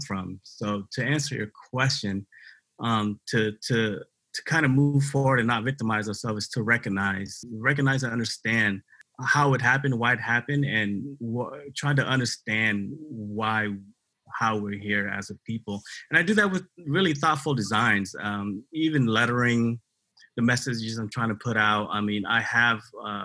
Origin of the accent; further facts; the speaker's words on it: Tacoma, Washington, United States; also born or lived in Cambodia; I grew up here in Tacoma, Washington, but I was born in Cambodia. I came to the United States in 1981 as a refugee